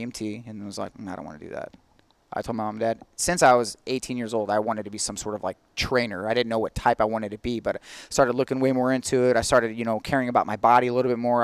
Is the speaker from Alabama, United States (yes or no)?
no; St. Ann, Missouri, United States; also born or lived in St. Charles; And I'm a San Ann native. I was born and raised in San Ann